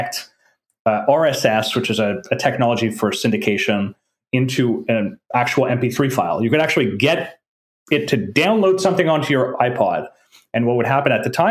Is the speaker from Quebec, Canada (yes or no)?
yes; French part of Canada, Quebec, Canada; first language French; English is a second language; I was brought up in French part of Canada, right? French is my first language